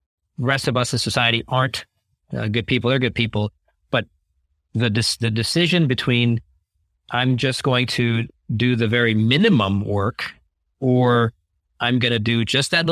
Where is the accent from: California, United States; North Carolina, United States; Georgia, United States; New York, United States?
California, United States; California where I grew up and went to college.